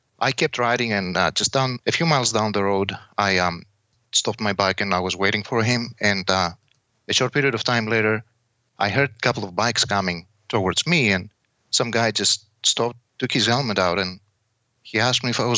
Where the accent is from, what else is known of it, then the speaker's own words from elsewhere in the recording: Kavala, Eastern Macedonia and Thrace, Greece; English is a second language; moved away as an adult; also born or lived in Netherlands; now in Temecula, United States; I was born in Kavala, Greece.